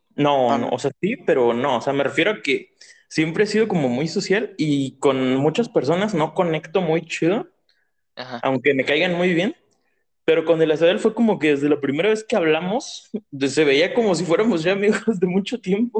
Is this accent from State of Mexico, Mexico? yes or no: yes; State of Mexico, Mexico; Yo soy del Estado de México. Bueno, entre el Estado de, México y Ciudad de México, porque tengo casa allá y casa aquí